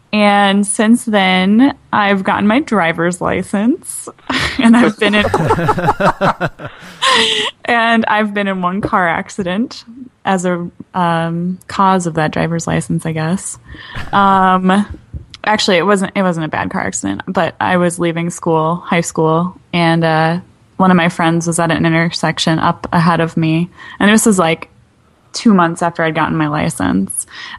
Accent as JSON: {"language": "English", "town": "Waukesha", "region": "Wisconsin", "country": "United States", "tie": "born or raised there", "moved": "as an adult", "lives_now": "Minnesota, United States", "said": "I've moved to a new state. I grew up in Wisconsin, graduated from Waukesha South High School, and then came up to Minnesota to the University of Minnesota, and have made it my home. And it is now my transplant state."}